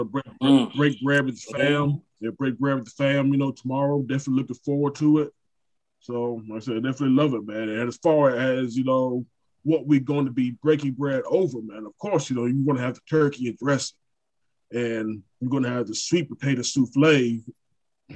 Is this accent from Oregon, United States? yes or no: no; Brunswick, Georgia, United States; Brunswick, Georgia, my hometown